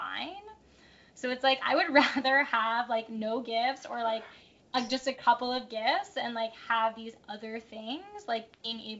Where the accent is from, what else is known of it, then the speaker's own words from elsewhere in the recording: Connecticut, United States; I grew up in Connecticut